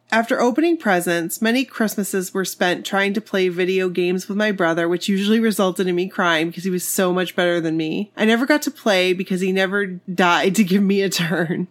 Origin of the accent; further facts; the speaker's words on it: Maine, United States; I'm from Maine